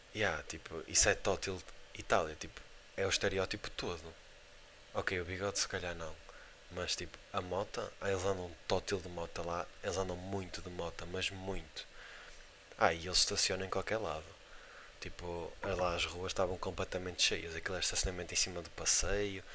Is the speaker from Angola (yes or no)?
no; Portugal; somos de Portugal